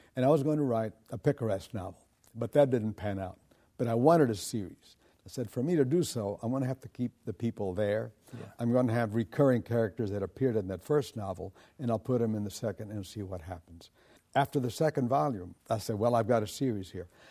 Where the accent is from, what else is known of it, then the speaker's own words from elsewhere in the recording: United States; I am an American